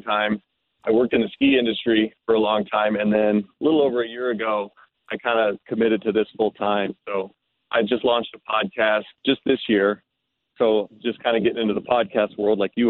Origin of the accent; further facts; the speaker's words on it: Western Colorado, United States; also born or lived in Denver, Colorado; now in Denver suburbs, United States; I grew up in Western Colorado, about like in a small town, like 400 people.